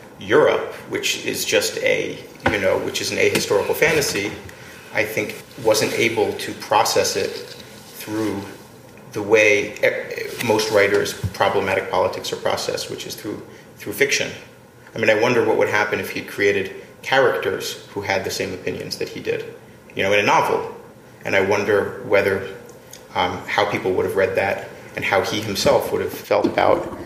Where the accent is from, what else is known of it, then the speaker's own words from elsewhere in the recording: Atlantic City, New Jersey, United States; I grew up in Atlantic City